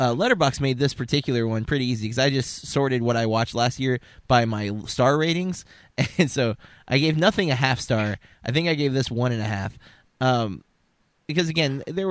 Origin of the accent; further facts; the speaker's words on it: Florida, United States; we're from Florida, and that word is, you know, it's local